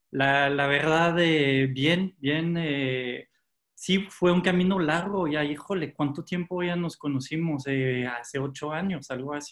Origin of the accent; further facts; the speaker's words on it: France; also born or lived in Canada; eh, pues nací en Canadá cuando, era pequeño. No tengo ningún recuerdo de Canadá porque pues al final eh, eh, ahí tuve mi infancia, pues después en Francia, se regresaron luego, luego a, Francia